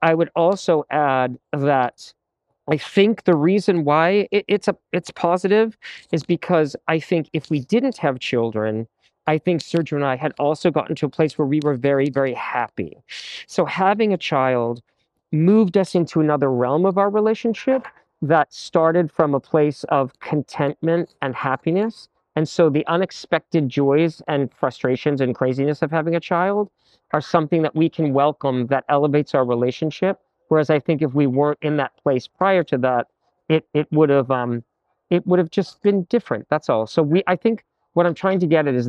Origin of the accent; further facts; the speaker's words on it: Massachusetts, United States; I grew up in the Episcopal and Methodist churches in Massachusetts